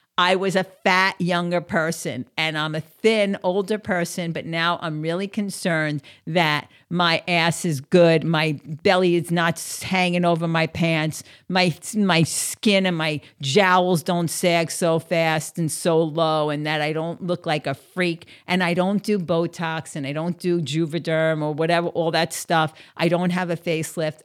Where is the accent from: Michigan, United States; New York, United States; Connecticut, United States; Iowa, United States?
New York, United States; moved away as an adult; also born or lived in outside of Philadelphia; now in Southeast Florida, United States; I'm from New York, and I'm used to that fast pace.